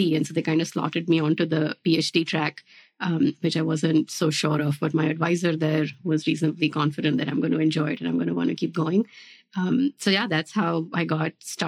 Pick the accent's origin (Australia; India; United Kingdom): India; moved away as an adult; also born or lived in New Jersey, United States / Pittsburgh, United States / Virginia, United States / Georgia, United States; now in United States; my background is that I grew up in India and then I moved to the US after high school